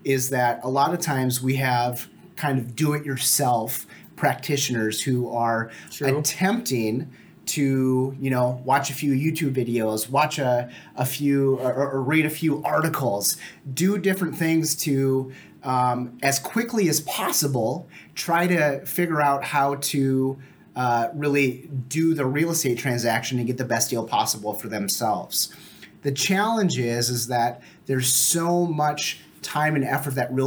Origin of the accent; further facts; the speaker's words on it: Fargo, North Dakota, United States; also born or lived in Moorhead, Minnesota; grew up in Fargo Moorhead.